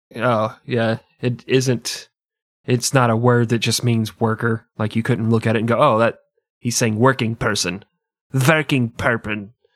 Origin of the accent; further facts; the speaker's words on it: United States; I'm American and arrogant